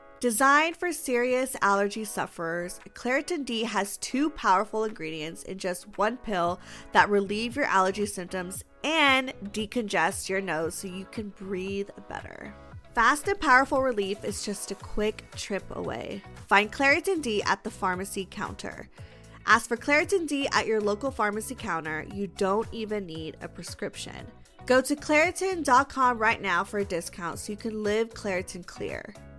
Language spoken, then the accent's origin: English; Los Angeles, California, United States; I'm from LA.